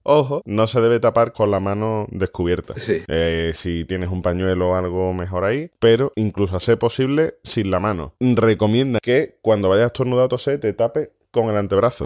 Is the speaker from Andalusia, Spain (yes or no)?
yes; Andalusia, Spain; nosotros que somos andaluces la mayoría